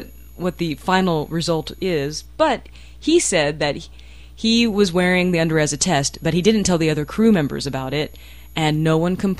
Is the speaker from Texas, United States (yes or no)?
yes; Texas, United States; my home state.